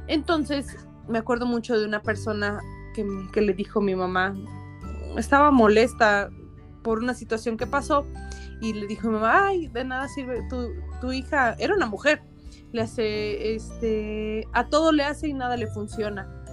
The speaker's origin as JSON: {"language": "Spanish", "region": "San Luis Potosí", "country": "Mexico", "tie": "born or raised there", "said": "Yo soy potosina, este, nací aquí en San Luis Potosí, pero ven, toda mi familia es del norte, entonces traemos costumbres norteñas"}